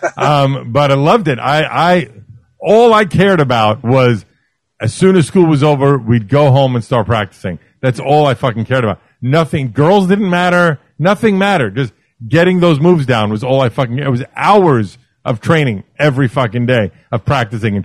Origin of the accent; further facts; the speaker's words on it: New York City, New York, United States; I grew up in Brooklyn